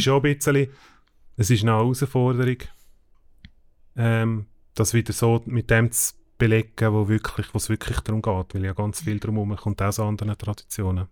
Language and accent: German; Switzerland; wir als Schweizer